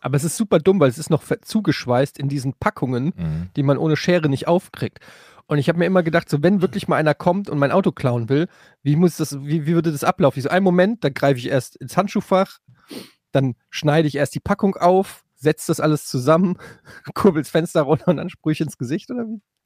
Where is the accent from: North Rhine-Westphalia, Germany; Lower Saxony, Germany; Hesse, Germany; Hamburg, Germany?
Hesse, Germany; Frankfurt; moved away; bei uns in Frankfurt